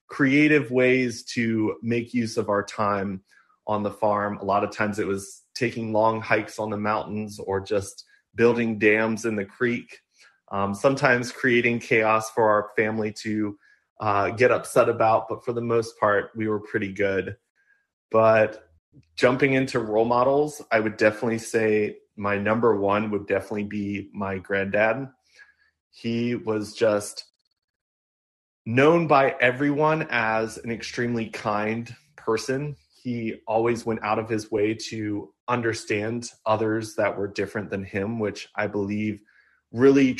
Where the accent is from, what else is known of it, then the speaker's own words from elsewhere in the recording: Amherst, Virginia, United States; also born or lived in Fairfax, Virginia / Blacksburg, Virginia; when I turned 7, my family moved to our family farm where we restored an old farmhouse that was on our property